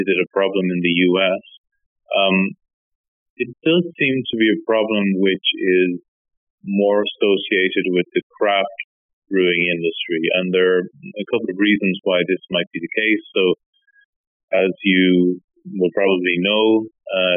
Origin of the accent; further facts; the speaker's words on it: Ireland; moved away as an adult; also born or lived in United Kingdom / Oxford / Nottingham; now in Finland; I'm originally from Ireland, and I was there until, I guess, 2004, then moved to the UK